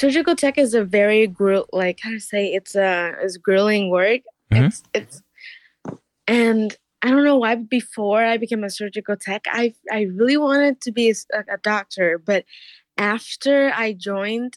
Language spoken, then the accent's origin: English; Vietnam; now in Illinois, United States; I'm from Vietnam